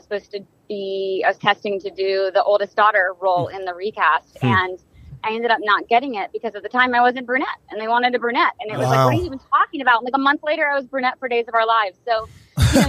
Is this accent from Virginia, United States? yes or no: yes; Roanoke, Virginia, United States; moved away as an adult; also born or lived in Los Angeles; I'm from Roanoke, Virginia, which is not the Lost Colony